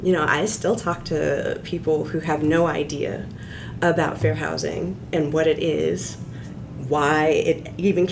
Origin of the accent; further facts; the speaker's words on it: Central Illinois, United States; I grew up in Central Illinois